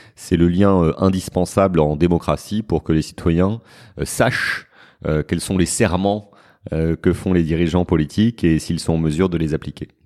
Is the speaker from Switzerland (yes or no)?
no; Paris, Île-de-France, France; je suis parisien